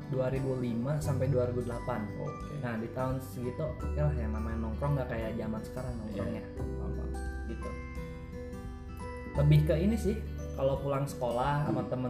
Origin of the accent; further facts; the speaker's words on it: Bogor, West Java, Indonesia; also born or lived in Boyolali, Central Java; gue lahir di Bogor hmm. SD juga di Bogor cuman pas SMP pindah ke Jawa Tengah ke Jawa Tengah itu tepatnya kotanya Boyolali